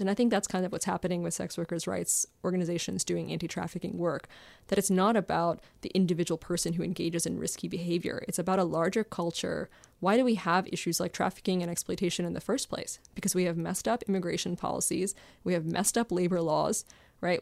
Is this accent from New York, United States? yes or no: no; Maryland, United States; I grew up in Maryland